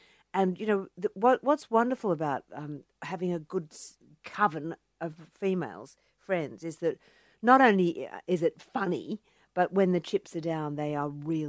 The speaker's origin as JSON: {"language": "English", "town": "Cronulla", "region": "New South Wales", "country": "Australia", "tie": "born or raised there", "said": "Well, I grew up in the Shire, which we call the Insular Peninsula, in Sydney, you know, at Cronulla."}